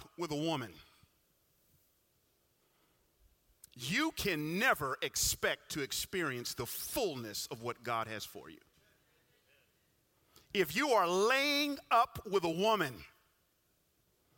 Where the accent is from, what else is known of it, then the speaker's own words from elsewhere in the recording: Atlanta, Georgia, United States; I grew up in Atlanta